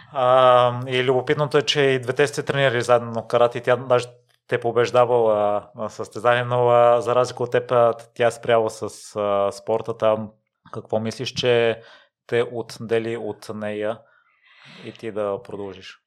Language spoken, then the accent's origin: Bulgarian; Kozloduy, Vratsa Province, Bulgaria; Аз съм от Козводой, от същия район